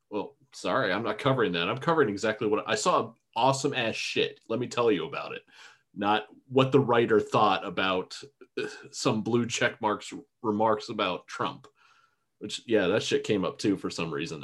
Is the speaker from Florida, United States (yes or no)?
yes; Florida, United States; I am a Florida redneck. I was born and raised in Florida.